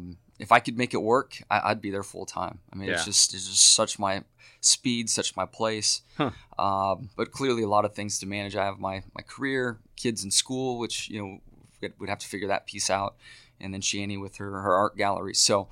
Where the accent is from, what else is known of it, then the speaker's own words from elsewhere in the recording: San Diego, California, United States; growing up in San Diego, we were so close to some local mountains to ski.